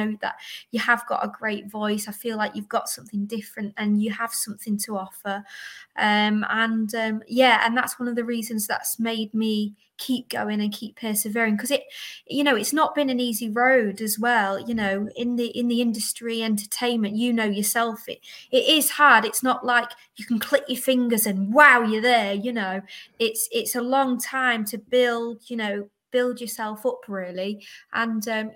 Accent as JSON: {"language": "English", "country": "United Kingdom", "also_born_or_lived": "Cleethorpes", "said": "So I'm from Great Britain. I live in a small seaside town in Cleethorpes."}